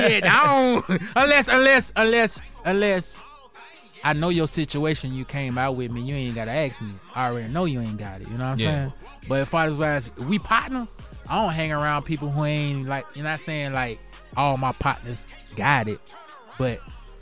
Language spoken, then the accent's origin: English; Carolina, United States; You know, I'm from Carolina.